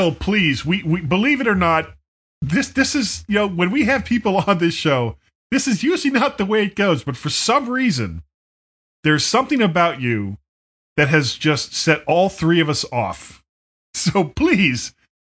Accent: South Florida, United States; I grew up, Will, in South Florida, and in our backyard, we had lots of fruit trees

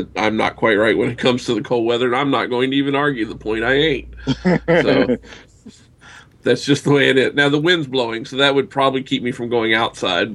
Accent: Southern United States, United States; accent: Southern; I'm an old Southern boy, so it's hard for me to speak in anything but Southern.

